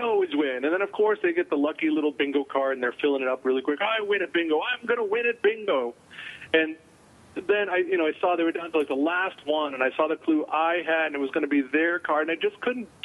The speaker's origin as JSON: {"language": "English", "region": "New England", "country": "United States", "tie": "born or raised there", "said": "when I was a kid and I grew up in New England"}